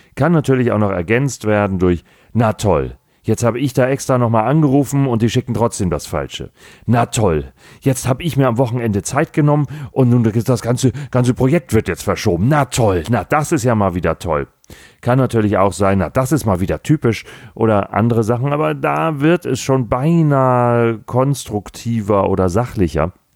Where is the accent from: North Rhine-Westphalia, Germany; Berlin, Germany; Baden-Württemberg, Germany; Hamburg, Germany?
Hamburg, Germany; ich bin gebürtiger Hamburger, habe meinen Großteil meines bisherigen Lebens in Hamburg verbracht